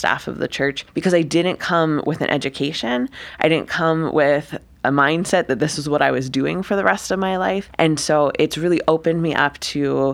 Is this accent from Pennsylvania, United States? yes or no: yes; Upper Darby, Pennsylvania, United States; also born or lived in Boston, Massachusetts; I grew up in Upper Darby, Pennsylvania.